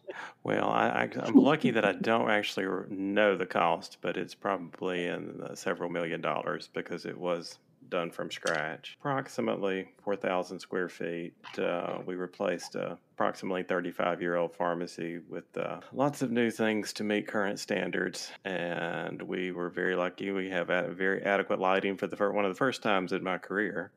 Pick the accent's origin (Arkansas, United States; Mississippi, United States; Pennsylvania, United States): Mississippi, United States; moved away as an adult; now in Alabama, United States; I'm from Mississippi originally.